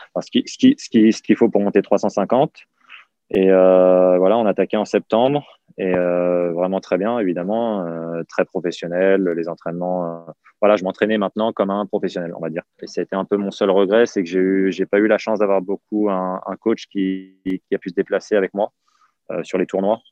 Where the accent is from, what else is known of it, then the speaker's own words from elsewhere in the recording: Val-de-Marne, Île-de-France, France; also born or lived in Yvelines; mes parents ont divorcé quand j'avais mes 13-14 ans. C'est là où je suis parti dans les Yvelines. J'ai quitté le Val-de-Marne, je suis parti dans les Yvelines